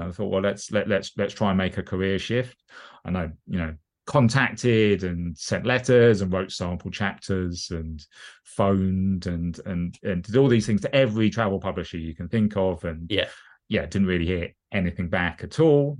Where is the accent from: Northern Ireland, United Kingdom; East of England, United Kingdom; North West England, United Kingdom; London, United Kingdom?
London, United Kingdom; I grew up in um, southwest London. I mean, living in southeast London at the moment